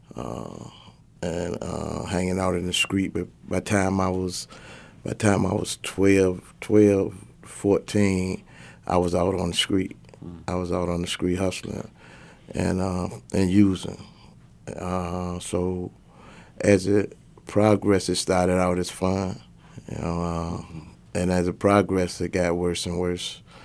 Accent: Portsmouth, Virginia, United States; Portsmouth is like, uh, if you Google it, it's like the worst city in Virginia. It's the most dangerous city in Virginia. So, uh, I pretty much grew up in the projects

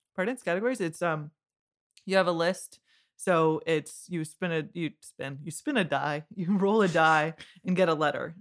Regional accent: Windsor, Ontario, Canada; I'm from Windsor.

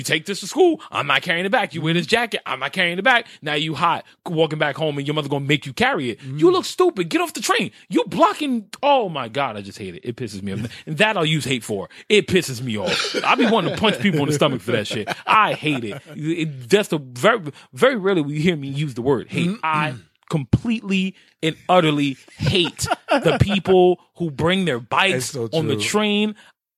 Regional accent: New York, United States; born and raised in New York, I am

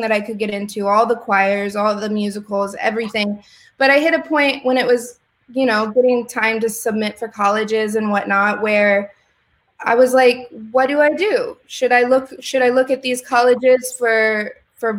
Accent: Springfield, Illinois, United States; I grew up in Springfield, Illinois, which is the middle of Illinois

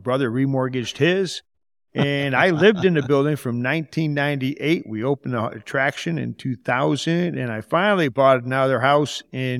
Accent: Michigan, United States; From Michigan. Grew up in Michigan.

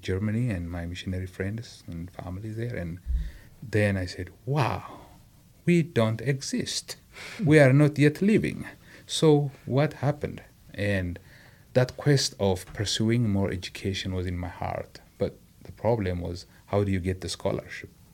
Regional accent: Adama, Oromia, Ethiopia; moved away; I was raised in Nazareth, a commercial town

